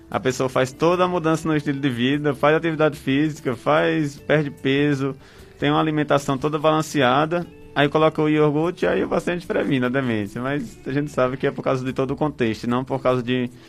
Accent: Brejo Santo, Ceará, Brazil; E Brejo Santo, eu sou de Brejo Santo

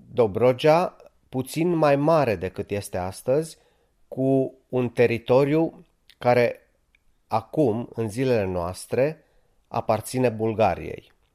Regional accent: Romania; ca români, făcând parte din același popor

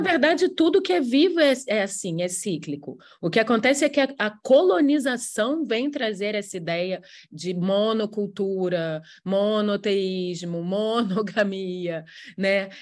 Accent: Rio de Janeiro, Brazil; Eu sou carioca

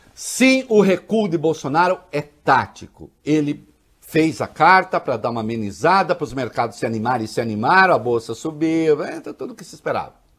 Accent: Brazil; eu sou caipira, eu sou do interior.

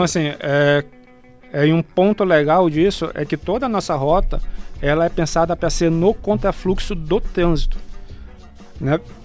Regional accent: Breves, Pará, Brazil; now in Belém, Brazil; eu sou lá de Breves

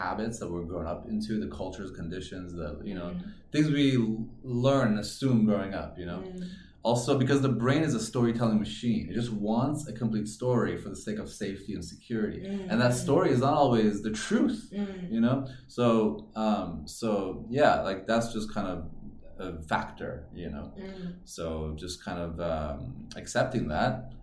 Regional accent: California, United States; also born or lived in Iran; now in Chengdu, China; I was born in Iran, raised in California.

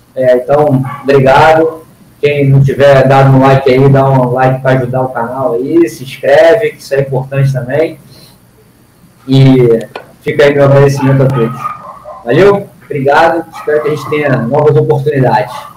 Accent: Brazil; a gente mora no Brasil, nós somos brasileiros

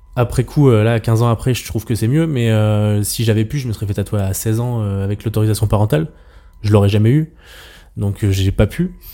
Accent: Auvergne-Rhône-Alpes, France; also born or lived in Troyes, Champagne; now in Savoie, France; je suis un Auvergnat expatrié euh, en Savoie

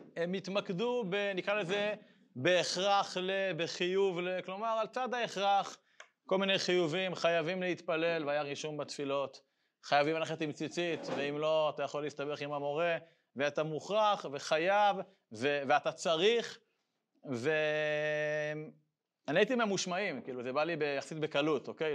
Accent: Israel; אני גדלתי בקיבוץ הדתי, בבית ספר של הקיבוץ הדתי

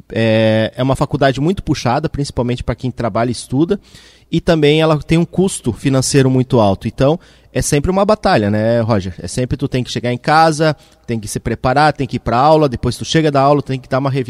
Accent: Mafra, Santa Catarina, Brazil; now in Blumenau, Brazil; eu sou natural da cidade de Mafra, no norte de Santa Catarina. É, ainda bem jovem, a gente mudou aqui para Blumenau no ano de 2000 e 2002

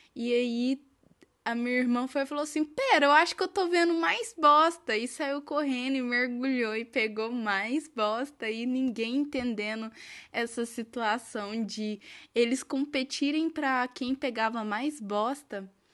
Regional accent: Minas Gerais, Brazil; eu sou de Minas Gerais

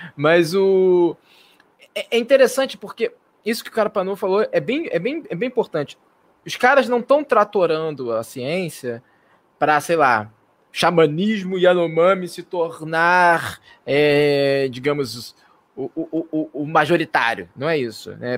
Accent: Marabá, Pará, Brazil; minha terrinha querida Marabala

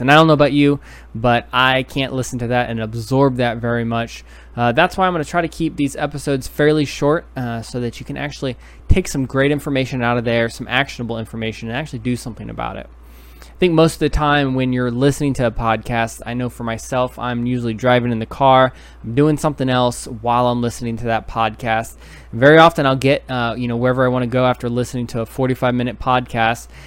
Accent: New York City, New York, United States; moved away; originally I'm from New York City.

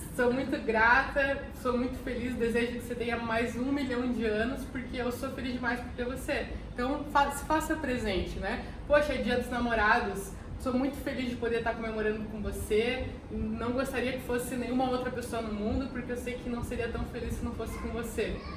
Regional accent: Curitiba, Paraná, Brazil; Eu sou de Curitiba

